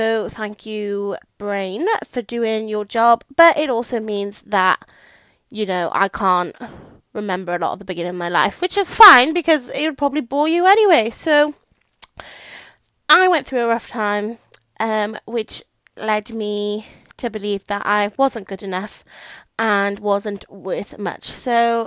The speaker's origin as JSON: {"language": "English", "region": "South Wales", "country": "United Kingdom", "accent": "Welsh", "said": "I'm from South Wales, so I say what's for tea instead of what's for dinner"}